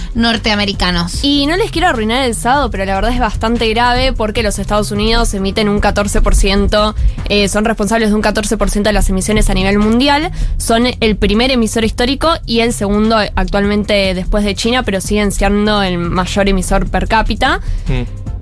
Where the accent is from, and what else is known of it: Argentina